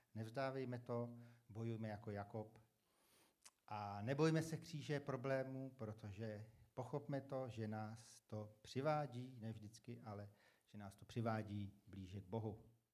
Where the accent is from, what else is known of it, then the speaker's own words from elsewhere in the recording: Czechia; jsem dobrý teda Čech